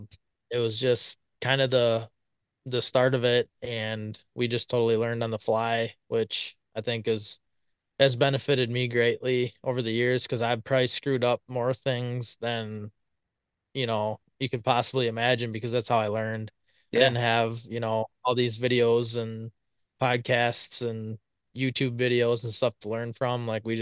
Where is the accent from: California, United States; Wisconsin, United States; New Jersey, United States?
Wisconsin, United States; Blanchardville; So I'm from Blancherville, Wisconsin. Been here my whole life, pretty much. Farthest I ventured was about 10 miles from town here, and lived out there for a couple of years.